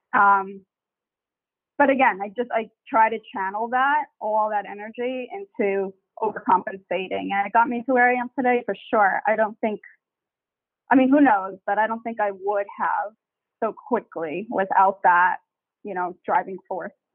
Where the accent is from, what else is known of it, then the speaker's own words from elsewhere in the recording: Long Island, New York, United States; I grew up in Long Island